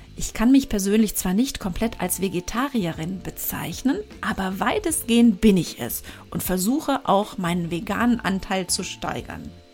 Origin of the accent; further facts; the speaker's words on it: Germany; bei uns in Deutschland